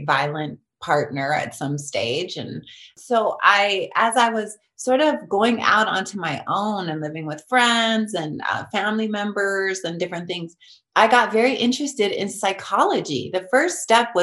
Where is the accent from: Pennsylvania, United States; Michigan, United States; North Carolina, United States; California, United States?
California, United States; Long Beach; I grew up in East Long Beach